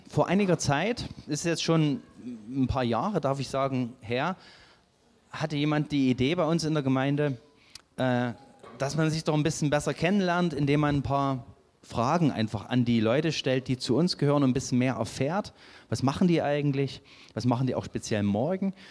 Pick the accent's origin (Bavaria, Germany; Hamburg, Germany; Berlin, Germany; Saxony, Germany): Saxony, Germany; moved away; dass ich nicht von hier komme, weil ich komme aus Sachsen